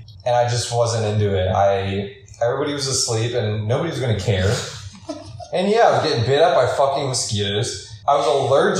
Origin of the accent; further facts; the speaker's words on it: Pennsylvania, United States; we're from Pennsylvania.